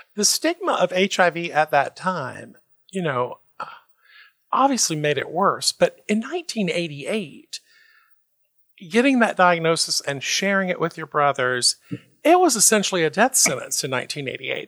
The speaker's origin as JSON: {"language": "English", "region": "the South", "country": "United States", "tie": "born or raised there", "said": "maybe it's our Southern heritage, right? We both grew up in the South."}